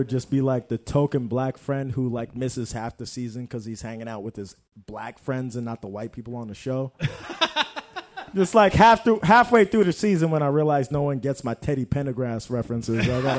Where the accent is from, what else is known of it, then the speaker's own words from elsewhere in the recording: Jamaica; we're Jamaican